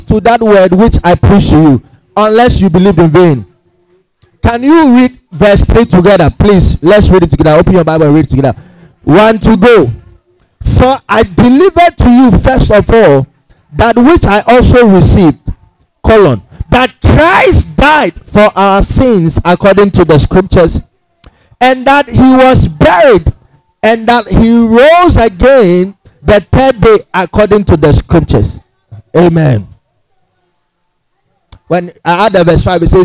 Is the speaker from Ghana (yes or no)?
yes; Ghana; we are from Ghana